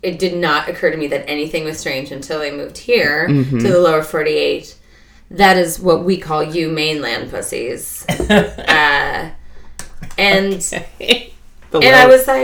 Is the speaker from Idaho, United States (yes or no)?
yes; Idaho, United States; moved away as an adult; also born or lived in Alaska; now in New York, United States; 10 years in Idaho